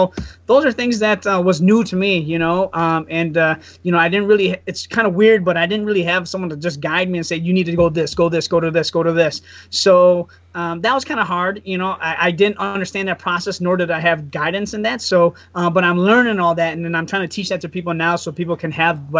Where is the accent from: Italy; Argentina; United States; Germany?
United States; Wausau, Wisconsin; also born or lived in Cincinnati, Ohio; Pretty much I'm a Wassa local. My mom was here. My dad's Hmong. My mom's Caucasian.